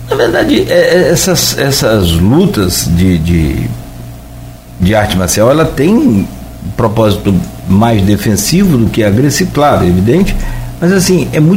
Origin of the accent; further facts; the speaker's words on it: São Paulo, Brazil; now in Campos dos Goytacazes, Brazil; Nasci em São Paulo.